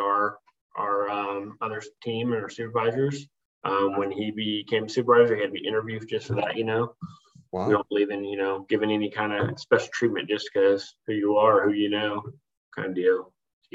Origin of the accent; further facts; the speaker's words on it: Oklahoma, United States; moved away as an adult; I was born in Oklahoma. I say born in Oklahoma and raised it overseas, because I spent a lot of years overseas with the military.